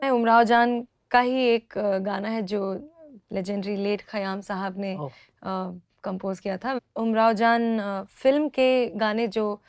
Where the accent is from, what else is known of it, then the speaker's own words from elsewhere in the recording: Rewa, Madhya Pradesh, India; रीवा में uh, जहाँ से मैं हूँ